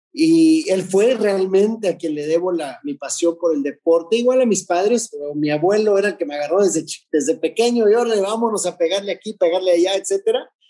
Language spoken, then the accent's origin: Spanish; Tijuana, Baja California, Mexico; estaba en Tijuana, en mi ciudad natal